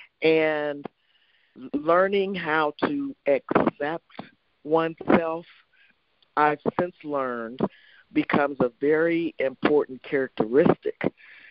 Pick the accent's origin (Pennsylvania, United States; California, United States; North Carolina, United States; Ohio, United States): Ohio, United States; Youngstown; my mom, who was a single mom and growing up in Youngstown, Ohio